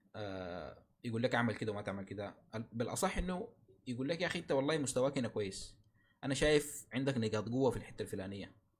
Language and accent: Arabic; Sudan; عندنا في السودان